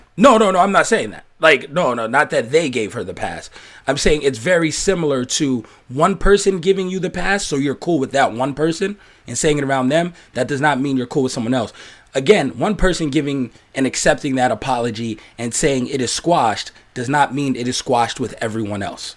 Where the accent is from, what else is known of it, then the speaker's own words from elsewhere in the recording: New York, United States; I'm from New York